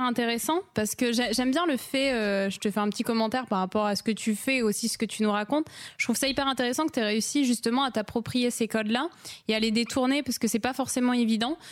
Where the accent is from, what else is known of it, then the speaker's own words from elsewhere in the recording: Lille, Hauts-de-France, France; moved away as an adult; now in Bordeaux, France; de base, je suis lilloise